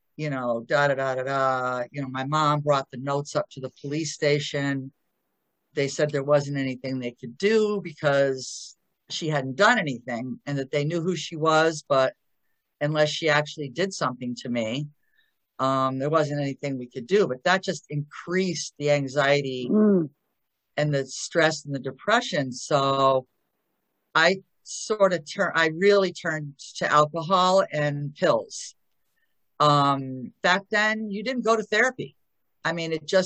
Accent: Connecticut, United States

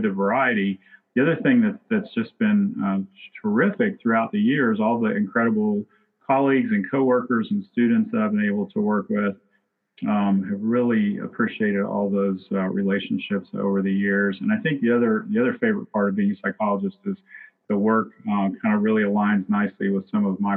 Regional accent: Virginia, United States; moved away as an adult; now in Lexington, United States; a rural area near where I grew up in Virginia

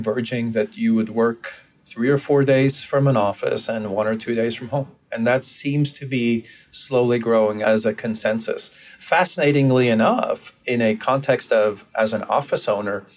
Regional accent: Brazil; moved away; I grew up in Brazil

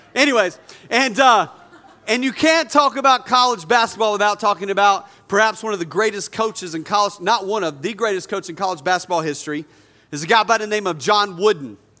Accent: North Carolina, United States; I grew up in North Carolina

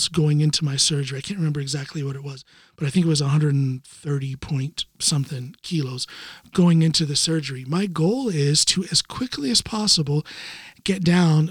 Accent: United States; now in Norway; as an American living here in Norway

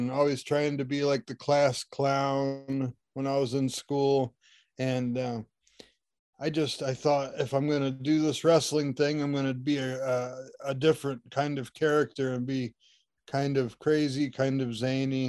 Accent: Shelby, Ohio, United States; Shelby, Ohio, a gym, and that was my hometown

